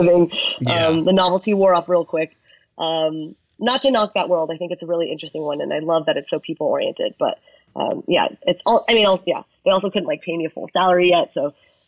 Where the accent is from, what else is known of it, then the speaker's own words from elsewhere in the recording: United States; I'm Chinese American